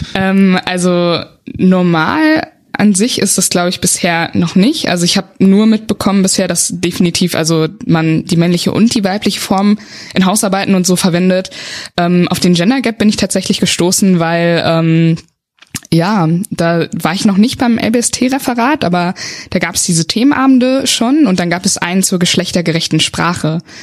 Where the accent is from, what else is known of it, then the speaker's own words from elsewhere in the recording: Westerwald, Rhineland-Palatinate, Germany; moved away as an adult; now in Bonn, Germany; ich komme aus dem Westerwald, das ist so eine Region oben in Rheinland-Pfalz, aus einem ganz kleinen Dörfchen